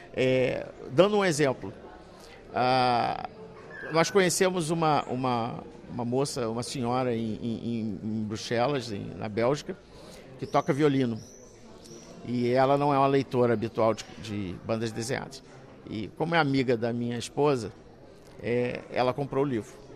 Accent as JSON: {"language": "Portuguese", "country": "Brazil", "said": "eu sou brasileiro"}